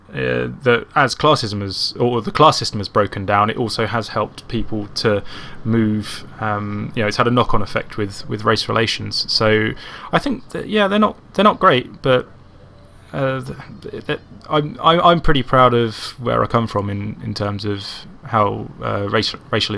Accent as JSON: {"language": "English", "town": "Croydon", "region": "London", "country": "United Kingdom", "moved": "yes", "lives_now": "Gloucester, United Kingdom", "said": "from Croydon"}